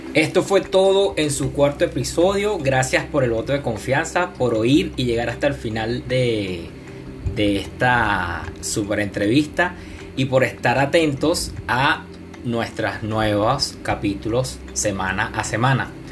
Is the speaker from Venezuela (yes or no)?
yes; Venezuela; now in Panama; yo como venezolano